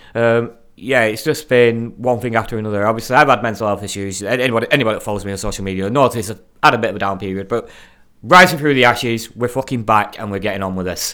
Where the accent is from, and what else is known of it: Darwin, Northern Territory, Australia; accent: Aussie